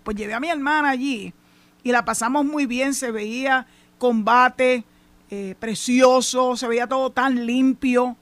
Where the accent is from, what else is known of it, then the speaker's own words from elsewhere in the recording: San Juan, Puerto Rico; now in Boquerón, Puerto Rico; yo nací y me crié en San Juan